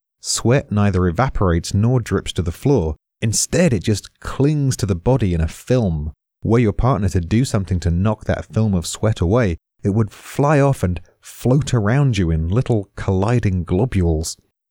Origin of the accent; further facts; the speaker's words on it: United Kingdom; I'm British.